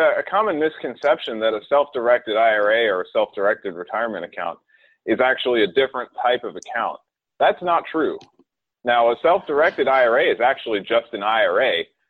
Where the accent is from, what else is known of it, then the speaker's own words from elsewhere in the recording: North Carolina, United States; now in Houston, United States; So I came from North Carolina. I think I told you a little while ago. I moved to Houston about 4 years ago to start my career at Miller Grossbard.